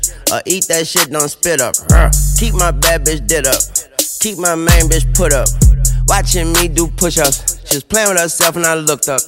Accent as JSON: {"language": "English", "region": "the South", "country": "United States", "said": "I'm from the South."}